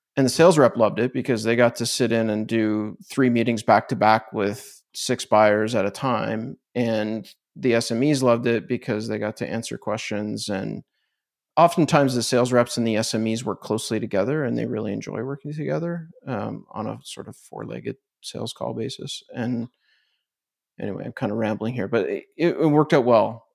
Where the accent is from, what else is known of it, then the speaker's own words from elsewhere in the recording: Canada; I'm Canadian, so we don't have these brands